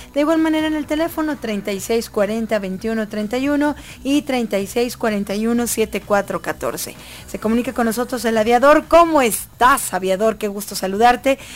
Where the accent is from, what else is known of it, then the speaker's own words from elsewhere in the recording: Mexico; ¿Cómo somos los mexicanos de tremendos?